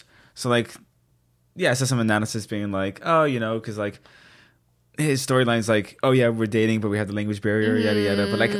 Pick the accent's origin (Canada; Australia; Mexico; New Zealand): Canada; They know I'm Canadian